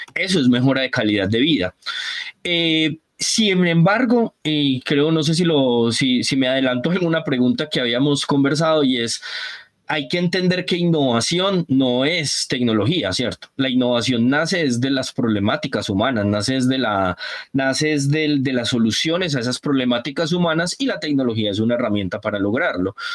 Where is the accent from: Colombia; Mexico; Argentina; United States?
Colombia; San Andrés, San Andrés, Providencia and Santa Catalina; moved away; also born or lived in Antioquia; yo me considero también sanandresano porque yo me crié en San Andrés, en la isla